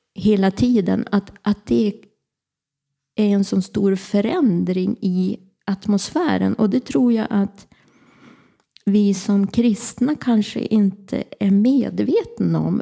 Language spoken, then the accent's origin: Swedish; Örnsköldsvik, Västernorrland County, Sweden; also born or lived in Härnösand; Jag är född och uppvuxen i Gullänget, Kroksta